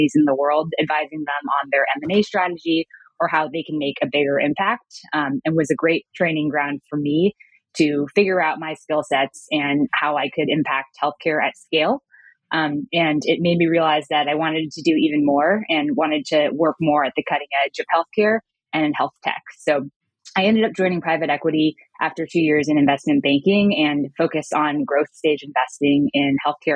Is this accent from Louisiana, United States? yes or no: no; Bay Area, California, United States; I actually grew up in the Bay Area, not too far from San Francisco, and grew up in an Asian American household